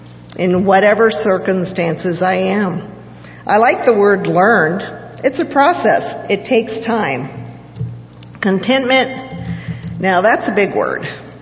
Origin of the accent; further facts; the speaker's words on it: Haiti; Growing up in Haiti, we had various church groups that came from the United States to visit or work. I grew up tagging along and became a translator, as speaking Creole was my second language.